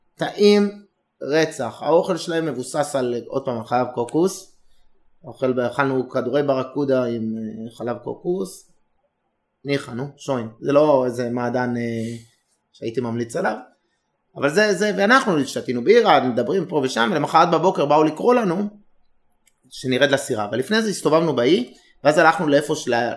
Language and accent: Hebrew; Israel; also born or lived in Herzliya; אנחנו היינו ישראלים השני, שלישי, רביעי